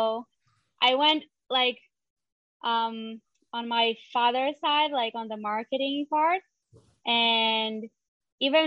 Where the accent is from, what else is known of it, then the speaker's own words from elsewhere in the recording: São Paulo, Brazil; moved away as an adult; now in Israel; I'm originally from Brazil. I am from São Paulo. And I moved to Israel almost 3 years ago